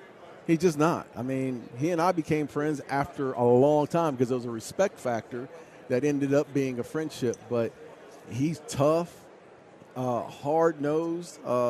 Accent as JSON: {"language": "English", "town": "Phoenix", "region": "Arizona", "country": "United States", "said": "So I'm from Phoenix."}